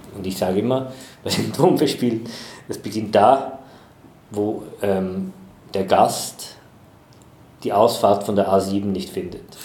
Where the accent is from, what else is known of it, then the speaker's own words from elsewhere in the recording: Chur, Graubünden, Switzerland; moved away as an adult; also born or lived in Basel / Essen / Düsseldorf / Madrid; now in Bad Gandersheim, Germany; ich komme aus der Schweiz. In der Schweiz gibt es wenig große Städte. Es gibt Basel, es gibt Zürich. So, mhm. Die anderen das sind so kleinere Städte. Ich komme aus den, äh, aus den Bergen, aus Chur